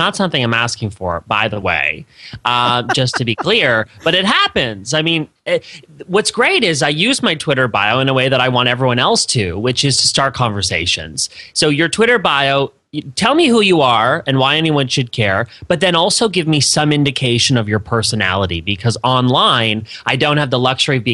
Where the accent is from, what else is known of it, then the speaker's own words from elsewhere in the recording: Canada; moved away as an adult; also born or lived in Florida, United States; now in United States; I am Canadian. I like to let people know. Grew up in Canada. I moved to the States. For grad school and just ended up staying.